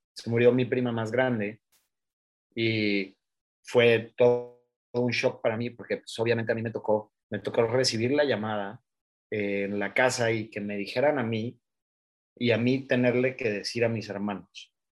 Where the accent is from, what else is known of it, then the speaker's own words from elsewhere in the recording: Oaxaca, Mexico; yo soy de Oaxaca y en Oaxaca tenemos una cierta manera de celebrar la vida